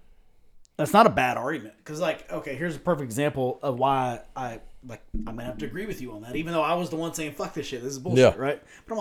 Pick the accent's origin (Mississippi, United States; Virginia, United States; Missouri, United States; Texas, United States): Texas, United States; Lubbock; I say Lubbock